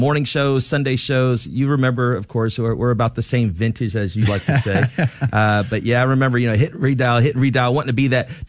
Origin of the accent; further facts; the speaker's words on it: Jacksonville, Florida, United States; now in San Antonio, United States; Jacksonville, Florida.